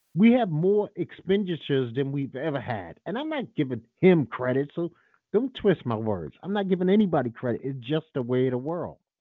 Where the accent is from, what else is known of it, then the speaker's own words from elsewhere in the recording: United States; This is my country. I don't have another country.